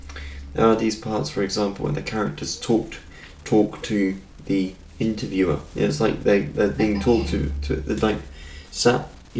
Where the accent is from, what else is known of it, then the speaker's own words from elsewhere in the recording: Reading, South East England, United Kingdom; moved away; Ricky Gervais, who actually comes from my hometown back in the UK.